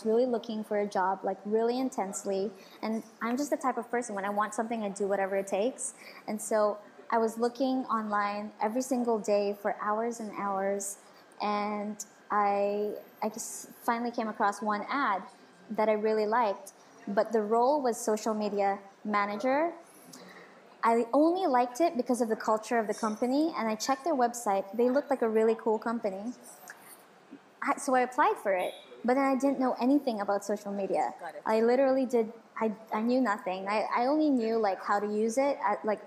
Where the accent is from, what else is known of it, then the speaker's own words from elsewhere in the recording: Dubai, United Arab Emirates; also born or lived in Philippines; I moved here when I was 1 year old. So I was raised here all my life.